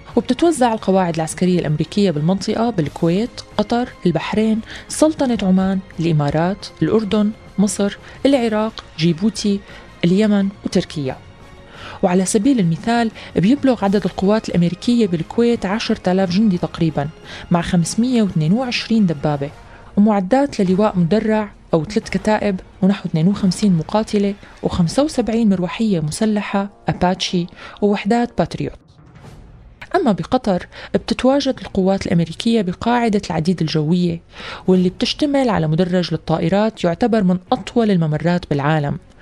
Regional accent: Syria

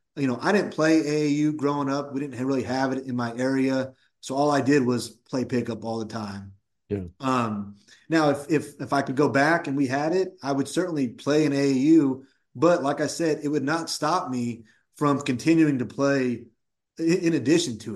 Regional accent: Woodland, California, United States; I grew up in Woodland, California, which is about 20, 25 minutes from UC Davis

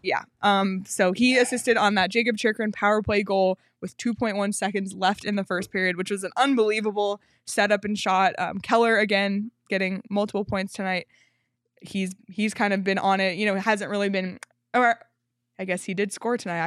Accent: Canada; I'm Canadian

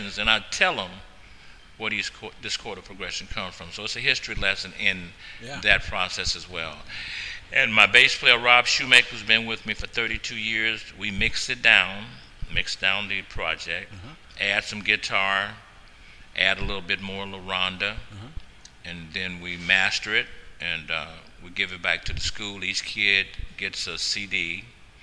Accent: Louisiana, United States; now in Portland, United States; my history coming from Louisiana, you know, my grandmother's farm, you know, 112-acre farm. I grew up in Paradise

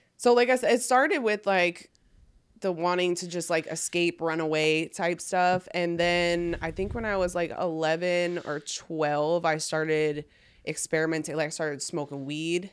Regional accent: New York, United States; now in Austin, United States; I'm from New York

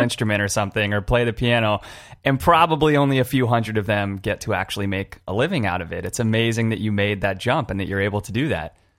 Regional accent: California, United States; I grew up in in California

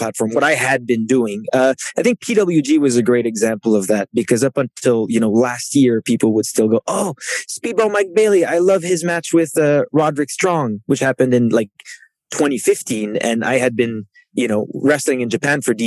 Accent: Canada; first language French; English is a second language; he and I, like, kind of mirror each other in the way that we come from Canada

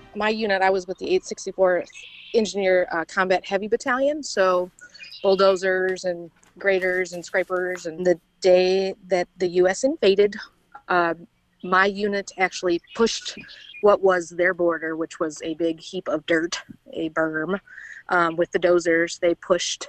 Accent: outside of Chicago, Indiana, United States; I was born and raised in Indiana, and you know, outside of Chicago.

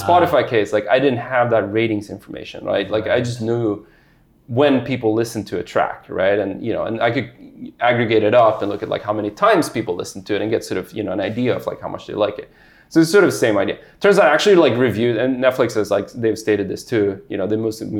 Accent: Sweden; moved away; I grew up in Sweden

